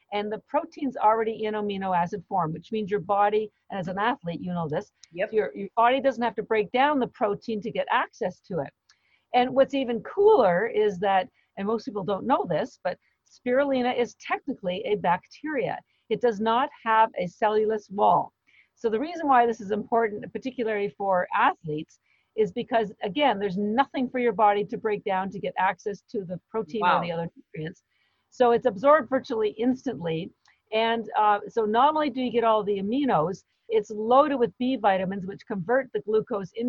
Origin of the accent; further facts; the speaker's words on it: Canada; I'm Canadian